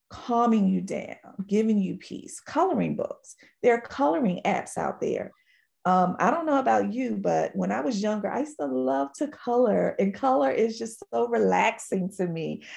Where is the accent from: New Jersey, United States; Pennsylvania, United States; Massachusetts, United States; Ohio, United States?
Pennsylvania, United States; Philadelphia; moved away; I am originally from Philadelphia, Pennsylvania